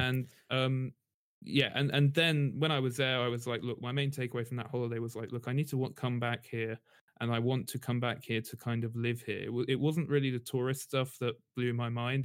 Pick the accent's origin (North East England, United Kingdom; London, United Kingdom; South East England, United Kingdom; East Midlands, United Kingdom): London, United Kingdom; also born or lived in Tokyo, Japan; I'm from London, actually, I was born in London